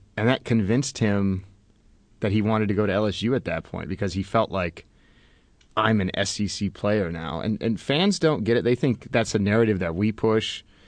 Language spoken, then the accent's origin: English; Oregon, United States; I grew up in Oregon